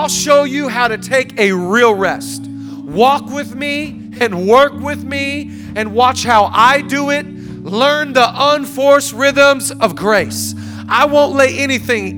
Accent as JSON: {"language": "English", "town": "Seattle", "region": "Washington", "country": "United States", "moved": "yes", "lives_now": "Los Angeles, United States", "said": "I'm from Seattle, and we couldn't go on walks because it rained."}